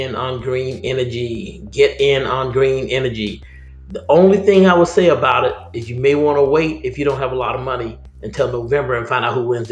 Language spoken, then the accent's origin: English; Vicksburg, Mississippi, United States; moved away; my hometown, Vicksburg